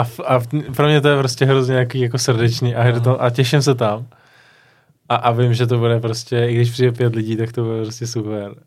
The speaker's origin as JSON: {"language": "Czech", "country": "Czechia", "said": "máme to těžký, jako když, jako Češi"}